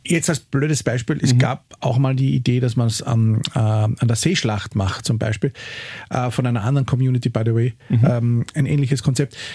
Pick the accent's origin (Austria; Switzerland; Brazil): Austria; Carinthia; Die Politik in Kärnten, wir sind ja beide Kärntner, das ist ja so eine Sache.